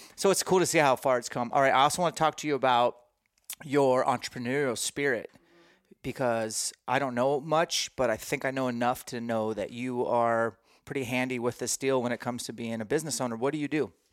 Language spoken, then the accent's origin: English; Washington, United States; We're both Washingtonians